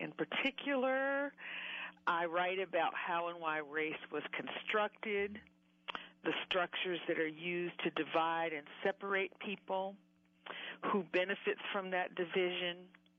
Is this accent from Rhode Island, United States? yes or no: no; Huntsville, Alabama, United States; Well, I was born and raised in Huntsville, Alabama, the child of civil rights and political activists.